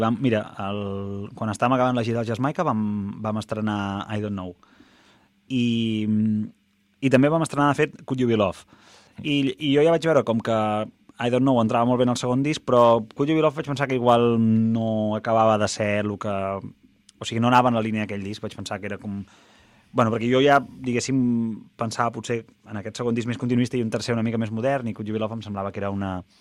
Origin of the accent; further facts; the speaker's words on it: La Bisbal d'Empordà, Catalonia, Spain; la Bisbal, que és el meu, el meu poble, diguéssim, i... Bueno, diguéssim, no, és el meu poble.